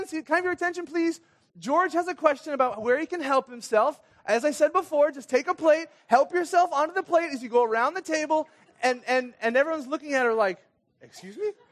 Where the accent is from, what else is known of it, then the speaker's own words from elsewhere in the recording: Kenya; Anyway, I grew up in Kenya. My parents were missionaries in Kenya and moved there when I was six years old.